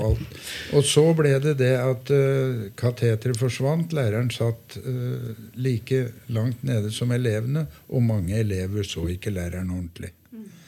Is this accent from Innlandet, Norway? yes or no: yes; Gjøvik, Innlandet, Norway; now in Hamar, Norway; jeg hadde min barndom på godsida, jeg. Ja. Jeg er jo fra Gjøvik.